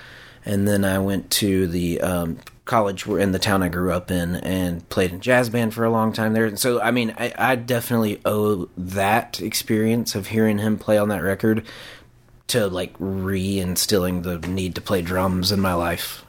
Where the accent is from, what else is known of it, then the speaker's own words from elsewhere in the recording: Atlanta, Georgia, United States; also born or lived in Nashville, Tennessee; now in Tucson, United States; I'm originally from Atlanta, Georgia, but spent the last probably 8 years or so in Nashville, Tennessee, and just moved to Tucson about 9 months ago.